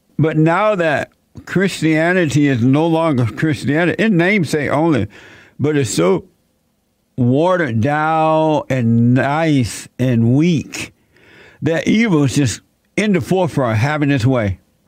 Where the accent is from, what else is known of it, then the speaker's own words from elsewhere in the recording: Alabama, United States; moved away as an adult; also born or lived in Indiana / California; And even when I became an adult, and I moved from Alabama to Indiana, and from Indiana to California, things were not the way they are today.